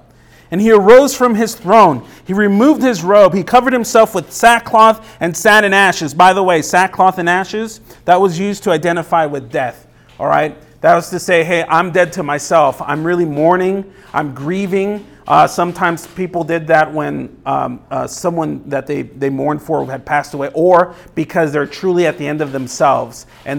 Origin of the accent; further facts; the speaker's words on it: Los Angeles, California, United States; now in Tucson, United States; Now, I came from Los Angeles. There's millions of people there, millions of people. And so Tucson, for me, was a small town compared to it, but my life in L.A. was nonstop.